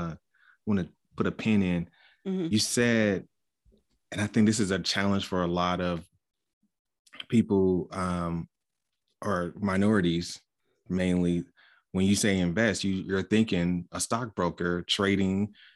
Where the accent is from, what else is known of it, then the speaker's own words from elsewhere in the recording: Oakland, California, United States; But our fans know that I'm from Oakland too.